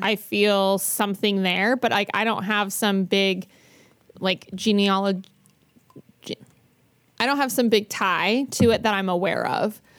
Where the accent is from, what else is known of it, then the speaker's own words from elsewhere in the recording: Bountiful, Utah, United States; I grew up in Bountiful